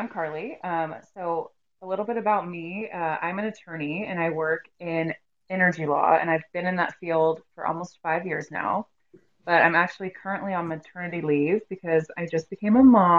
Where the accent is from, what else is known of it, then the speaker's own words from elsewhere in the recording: Kansas City, United States; I grew up in Kansas City.